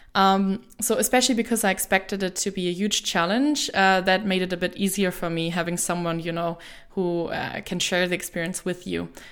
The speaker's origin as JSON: {"language": "English", "country": "Germany", "also_born_or_lived": "United States / Mexico / Malaysia / Denmark", "moved": "as an adult", "said": "I personally worked in the German pavilion with other Germans"}